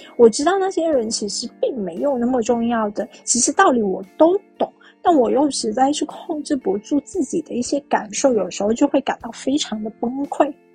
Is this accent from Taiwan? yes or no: no; Guangdong, China; 我是一个广东人，然后现在的话是生活在佛山